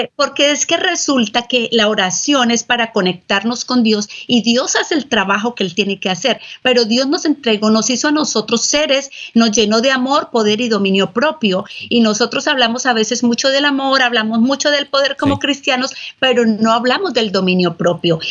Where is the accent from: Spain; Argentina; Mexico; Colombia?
Colombia; moved away as an adult; now in San Antonio, United States; yo soy colombiana